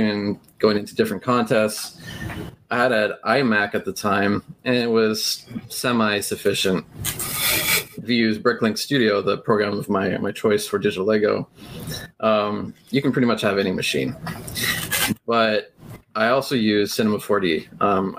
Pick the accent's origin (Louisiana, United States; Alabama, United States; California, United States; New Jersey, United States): California, United States; I'm from California